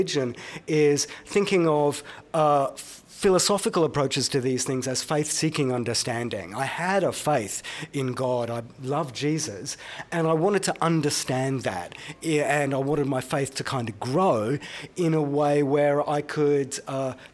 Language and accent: English; Brisbane, Queensland, Australia; I grew up in Brisbane